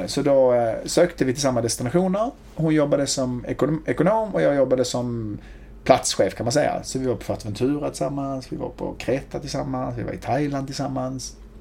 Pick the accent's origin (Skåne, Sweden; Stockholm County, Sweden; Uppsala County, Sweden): Skåne, Sweden; Hjärup; accent: riksskånska; also born or lived in Malmö / Lund; växte upp i Hjärup, mm. ett eh, litet ställe mellan Malmö och Lund